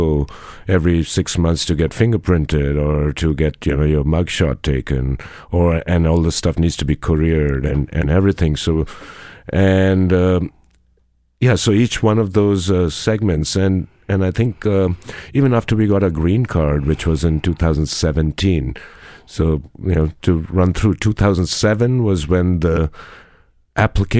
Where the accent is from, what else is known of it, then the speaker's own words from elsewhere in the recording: Punjab, India; now in Madison, United States; I'm a Punjabi by background, Indian, but an American